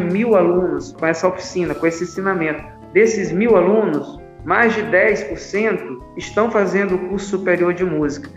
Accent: Caxias, Maranhão, Brazil; eu sou maranhense, nasci na cidade de Caxias, no Maranhão

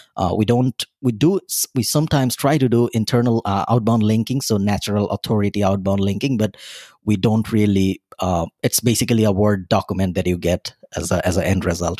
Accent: Bangladesh; moved away as an adult; now in Dublin, Ireland; I'm originally from Bangladesh, a small country in South Asia, right beside India

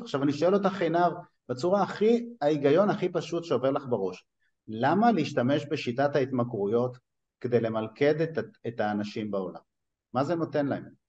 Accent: Netanya, Central District, Israel; also born or lived in Tripoli, Libya (ancestry); אני טריפוליטאי מנתניה

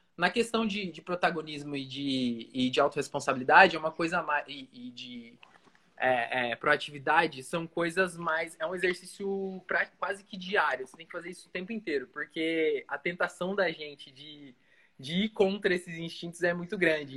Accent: Foz do Iguaçu, Paraná, Brazil; moved away as an adult; also born or lived in Joinville / Francisco Beltrão / Pato Branco; eu sou natural de Foz do Iguaçu, inclusive estou aqui agora visitando minha mãe de férias

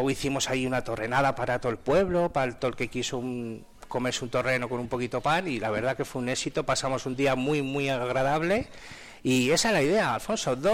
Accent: Almenar de Soria, Castile and León, Spain; Vamos a trabajar con una empresa que hay en Almenar, que es mi pueblo

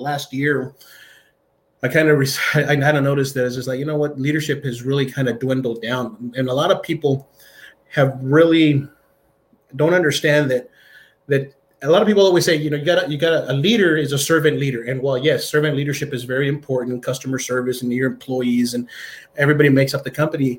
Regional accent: El Paso, Texas, United States; I was born and raised here in El Paso, poor side of town, wrong side of the tracks

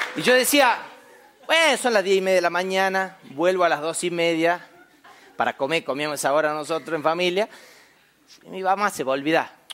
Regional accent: Famaillá, Tucumán, Argentina; en mi pueblo allá en Famayá, Tucumán, Argentina, yo soy del interior, del interior, del interior.

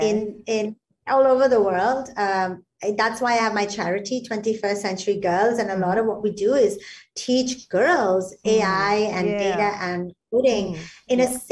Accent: Singapore; as a Singaporean

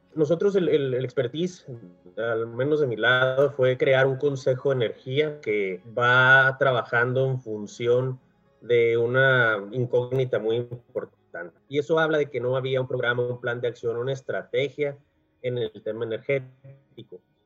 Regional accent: Mexicali, Baja California, Mexico; yo soy nacido en Mexicali, considerado de primera generación porque pues mis padres son, son de fuera, son de la ciudad de Monterrey. Eh, migraron a Mexicali y ya hicieron familia aquí.

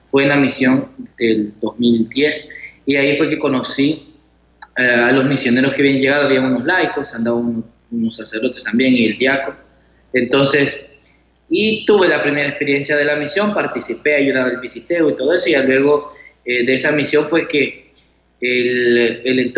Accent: Chalatenango, El Salvador; soy de Chalatenango y sí, ya estoy finalizando los estudios teológicos aquí en San Salvador

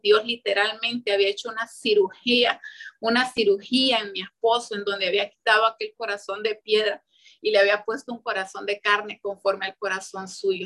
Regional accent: Santa Bárbara, Honduras; moved away; also born or lived in San Pedro Sula; yo soy de Santa Bárbara pero ya en ese tiempo yo vivía en San Pedro Sula

